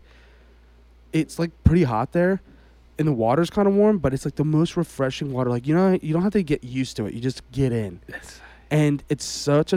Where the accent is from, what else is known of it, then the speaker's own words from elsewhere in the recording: United States; I'm from America